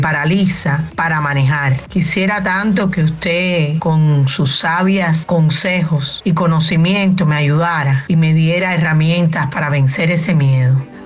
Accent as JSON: {"language": "Spanish", "country": "Cuba", "moved": "yes", "lives_now": "Miami, United States", "said": "vivo en Miami, soy cubana"}